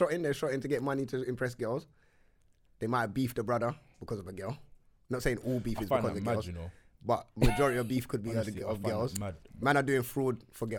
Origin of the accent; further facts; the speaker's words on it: London, United Kingdom; I'm from Wood Green